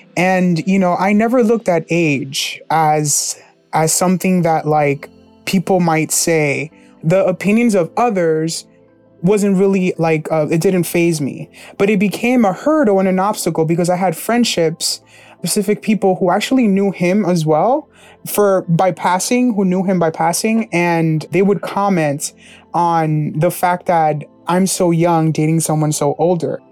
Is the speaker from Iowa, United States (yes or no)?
no; New Jersey, United States; My hometown is New Jersey